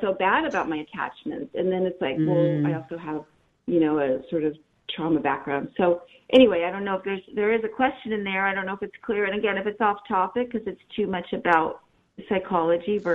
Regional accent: Los Angeles, California, United States; now in San Diego, United States; I'm from LA normally, but I now am in San Diego, California

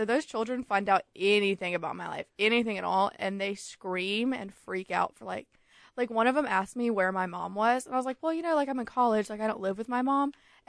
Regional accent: the South, United States; I am from the South, so I kind of get it.

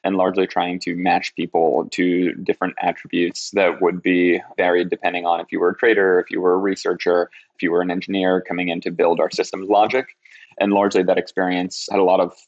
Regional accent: New York City, New York, United States; I grew up in Rockaway, Queens

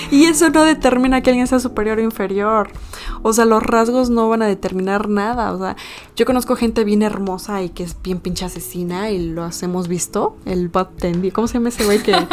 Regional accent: Puebla, Mexico; Yo me considero poblana

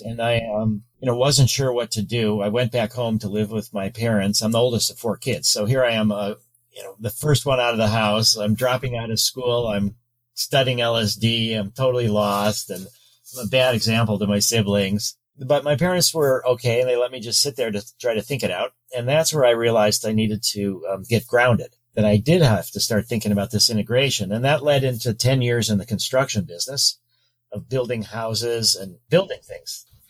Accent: Chicago, Illinois, United States; I was born in Chicago

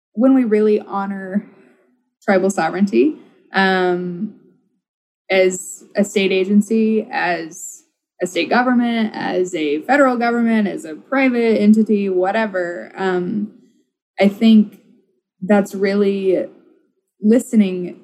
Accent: Oklahoma, United States; now in Minnesota, United States; I grew up in Oklahoma

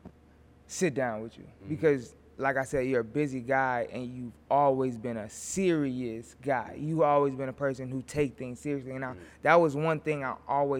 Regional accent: Ravenna, Ohio, United States; Originally, I was born in Ravenna, Ohio

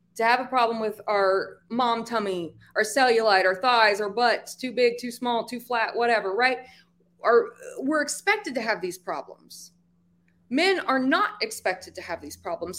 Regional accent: Appalachia, United States; accent: hard R's; I'm Appalachian. I got the hard R's at the end

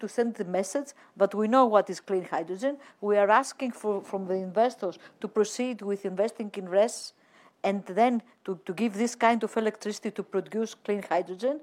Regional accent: Greece; my home country, Greece

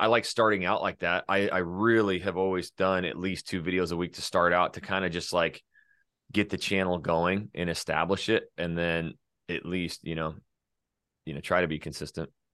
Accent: North Idaho, United States; was born and raised North Idaho

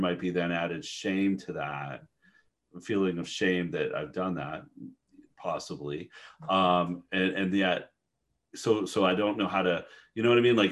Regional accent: Canada; moved away; I'm Canadian originally

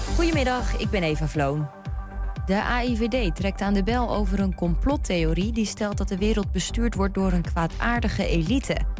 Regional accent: Drenthe, Netherlands; accent: Drents; Ik ben niet Twents, ik ben Drents. dus ik praat ook Drents

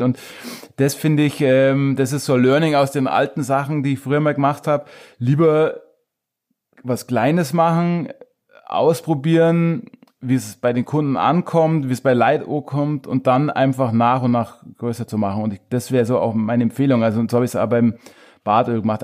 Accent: Truchtlaching, Bavaria, Germany; moved away as an adult; also born or lived in Munich; ich bin selber auf einem kleinen Dorf eben aufgewachsen in Tranweicher

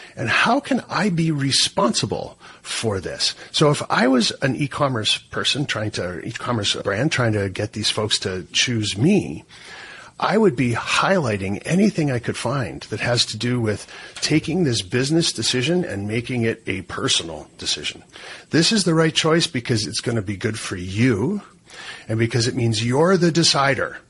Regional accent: Canada; as a Canadian sitting up here

